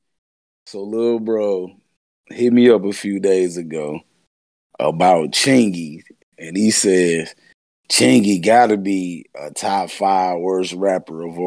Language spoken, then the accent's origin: English; Arkansas, United States; I'm from Arkansas